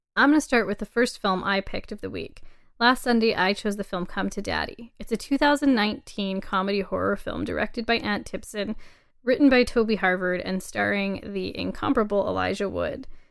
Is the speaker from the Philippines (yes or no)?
no; Canada; as a Canadian